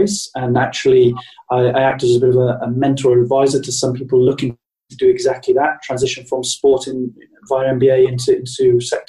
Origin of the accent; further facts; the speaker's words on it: United Kingdom; to be 6 months in New York as a Brit